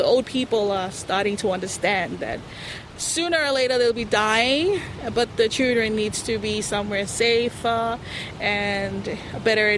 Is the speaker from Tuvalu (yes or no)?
yes; Nanumea, Tuvalu; now in Funafuti, Tuvalu; I'm from Nanumea, and I live here on Funafuti Island in Tuvalu.